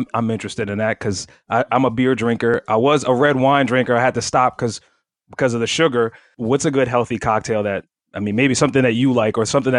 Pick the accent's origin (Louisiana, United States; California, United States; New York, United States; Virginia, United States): Louisiana, United States; Kenner; I'm born and raised in Kenner, not from actual New Orleans proper, but when I'm out of town, I save time, I say New Orleans.